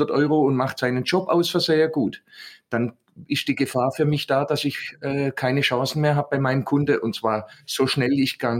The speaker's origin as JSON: {"language": "German", "region": "Southern Germany", "country": "Germany", "accent": "Swabian", "said": "ich bin ja aus dem Süden"}